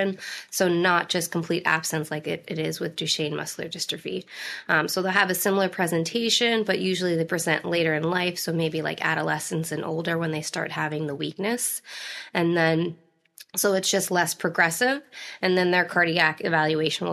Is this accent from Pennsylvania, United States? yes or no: yes; Erie, Pennsylvania, United States; moved away as an adult; also born or lived in New Jersey; now in Baltimore, United States; originally from Erie, Pennsylvania